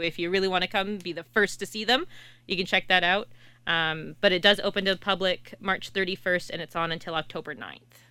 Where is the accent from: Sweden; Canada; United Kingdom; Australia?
Canada; Kingston, Ontario; I'm from Kingston